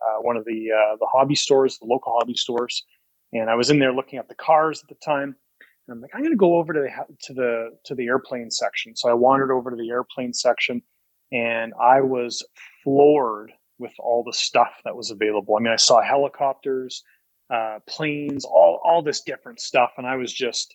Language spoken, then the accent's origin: English; Calgary, Alberta, Canada; Born and raised in Calgary